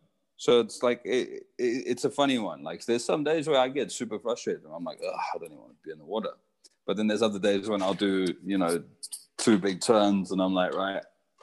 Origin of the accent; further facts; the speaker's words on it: Costa Rica; moved away; also born or lived in Zimbabwe; I grew up surfing in Costa Rica. We left Zimbabwe and moved to Costa Rica, my whole family.